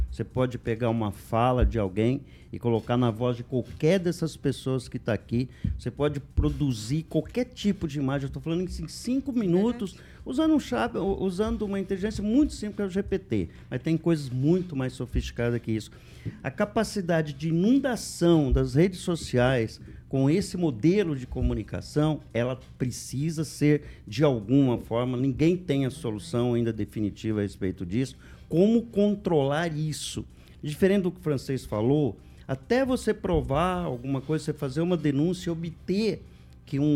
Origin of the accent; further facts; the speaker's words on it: Brazil; Sou brasileiro.